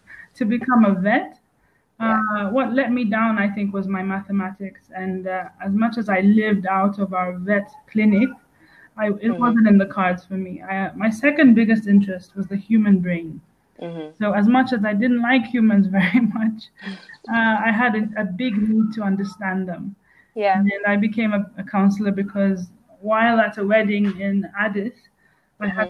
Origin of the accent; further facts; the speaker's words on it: Nairobi, Kenya; I'm a third generation born East African of Greek descent. So I grew up in Nairobi